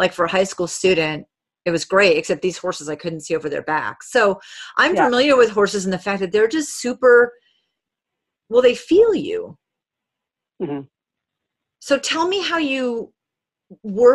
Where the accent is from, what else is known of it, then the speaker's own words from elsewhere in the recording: New England, United States; moved away; also born or lived in Alaska; I was raised in New England